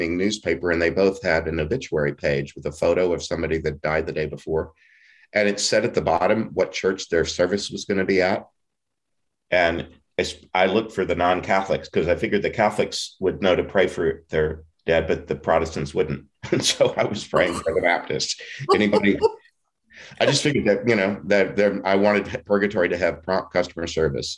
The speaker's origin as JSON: {"language": "English", "town": "Beaumont", "region": "Texas", "country": "United States", "moved": "yes", "said": "I was from Southeast Texas, from Beaumont, the Diocese of Beaumont, east of Houston"}